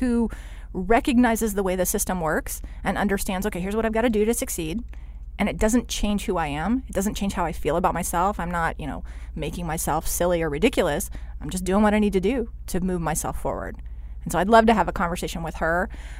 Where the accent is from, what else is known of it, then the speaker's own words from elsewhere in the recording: Texas, United States; No, so I was born in Texas.